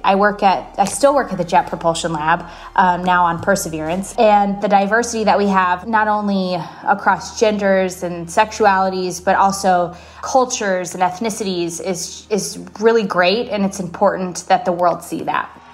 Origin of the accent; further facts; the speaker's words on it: Fredericksburg, Texas, United States; Growing up in Fredericksburg, Texas